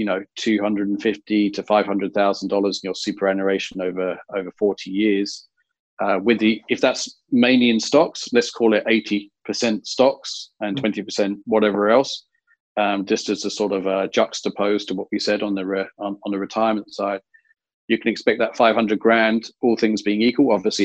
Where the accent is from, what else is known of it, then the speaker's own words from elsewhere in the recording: England, United Kingdom; now in Australia; being English